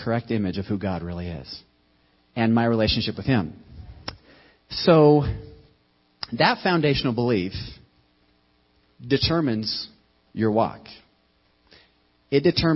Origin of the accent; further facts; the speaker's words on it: United States; As an American Christian